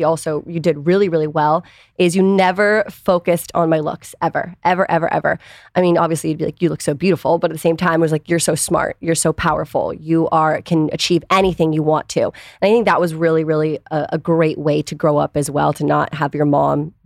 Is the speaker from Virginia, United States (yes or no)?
no; Washington, District of Columbia, United States; I grew up in DC